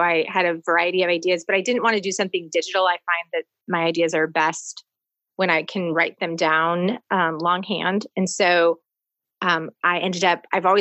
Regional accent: Portland, Oregon, United States; moved away as an adult; now in Midwest, United States; I was originally born and raised on the West Coast in Portland, Oregon. I moved to the Midwest for college.

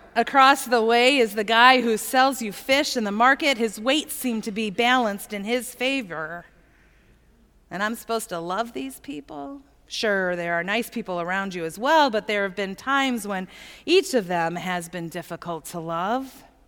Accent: Plymouth, Michigan, United States; I grew up in Plymouth

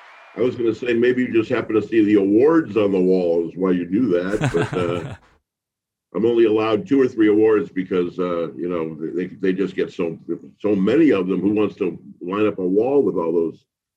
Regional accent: Chicago, Illinois, United States; I grew up in Chicago

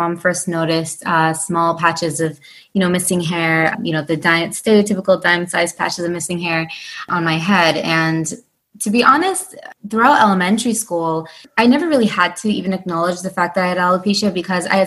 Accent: upstate New York, United States; I'm born and raised in the United States, but in upstate New York, but my family is of Indian heritage.

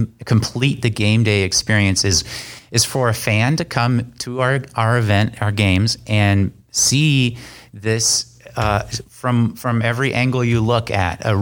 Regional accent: San Francisco Bay Area, California, United States; moved away as an adult; also born or lived in Concord, California / Oregon / Maryland; I'm originally from the San Francisco Bay Area. And I grew up playing in musical ensembles. I went to De La Salle High School in Concord, California.

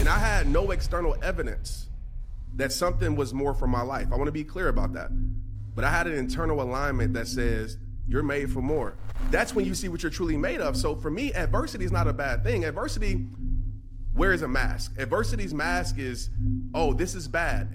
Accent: New Orleans, Louisiana, United States; a young child, uh, growing up in New Orleans

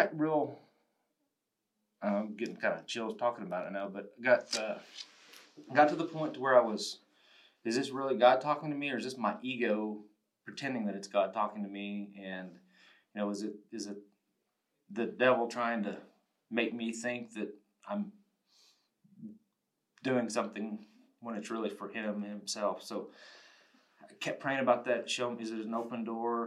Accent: Spearman, Texas, United States; also born or lived in Randall County, Texas; I was born and raised in the Panhandle from Spearman originally. I grew up there

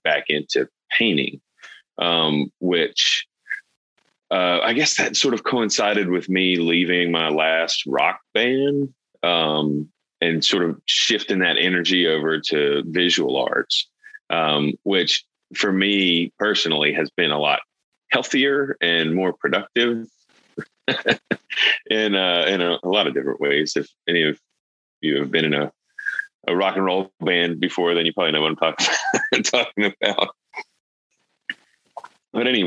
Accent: Vicksburg, Mississippi, United States; now in Jackson, United States; I grew up in Vicksburg, Mississippi.

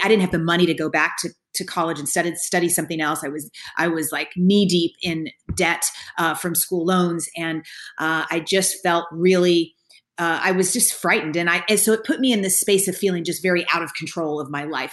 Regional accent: Kentucky, United States; I grew up in Kentucky

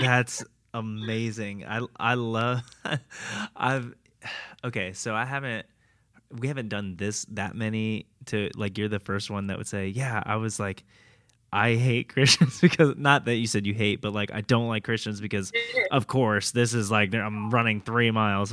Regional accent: Tampa area, Florida, United States; I grew up in Florida my whole life, Tampa area

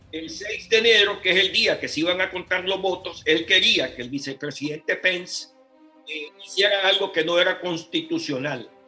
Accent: Nicaragua; now in United States; yo soy exiliado nicaragüense, vine a los Estados Unidos en el 79

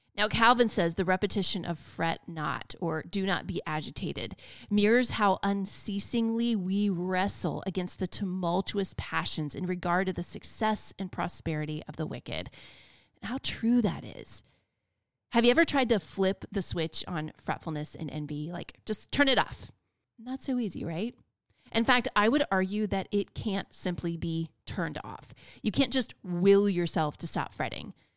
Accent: Florida, United States; also born or lived in North Carolina; I was born and raised in Florida

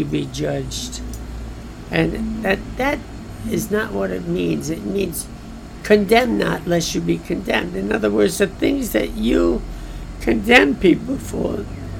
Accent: New York City, New York, United States; I'm from Brooklyn

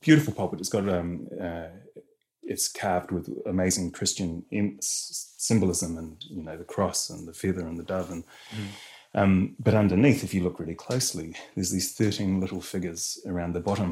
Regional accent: Rotorua, Bay of Plenty, New Zealand; I come from Rotorua, so I'm Te Arawa

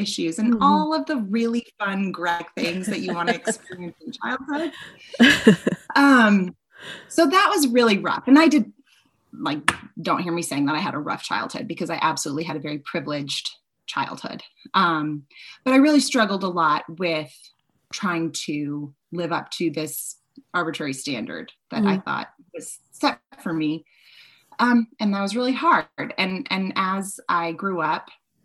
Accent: Boston, Massachusetts, United States; I grew up in Boston

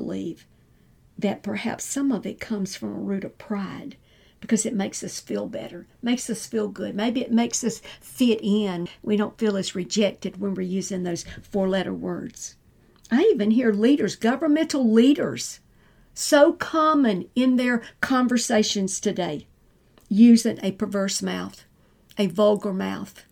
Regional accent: the South, United States; we're in the South. I was raised in the South

